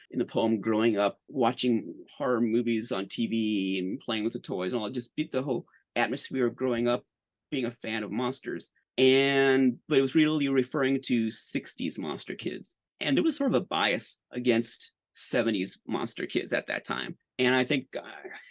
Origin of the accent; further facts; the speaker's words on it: St. Louis, Missouri, United States; I grew up in the St. Louis area